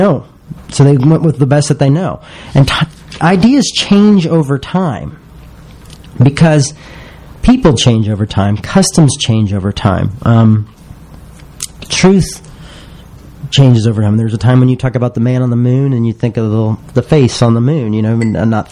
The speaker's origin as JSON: {"language": "English", "region": "the South", "country": "United States", "said": "I'm from the South"}